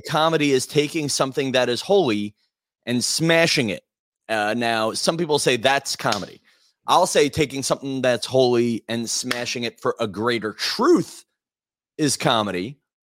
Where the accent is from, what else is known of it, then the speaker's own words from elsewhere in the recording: Massapequa, New York, United States; I grew up in Massapequa, Long Island